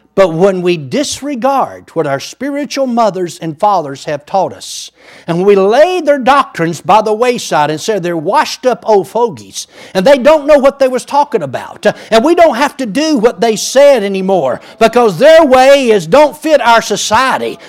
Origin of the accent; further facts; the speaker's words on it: Muskogee County, Georgia, United States; also born or lived in Wagoner County, Oklahoma; now in Oklahoma, United States; I was born in Muskogee County, Georgia